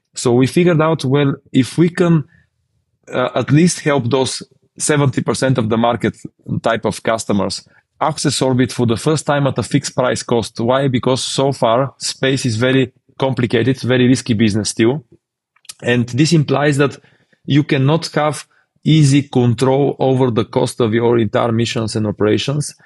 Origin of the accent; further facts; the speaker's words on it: Bulgaria; in our region, we're from Bulgaria